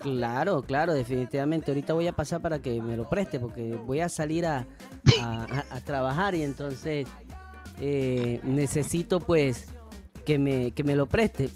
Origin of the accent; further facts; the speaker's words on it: Panama; yo soy panameño